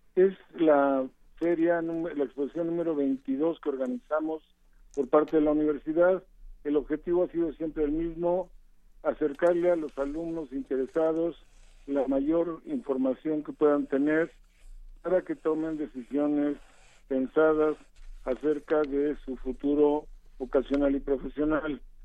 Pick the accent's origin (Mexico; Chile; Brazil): Mexico; somos mexicanos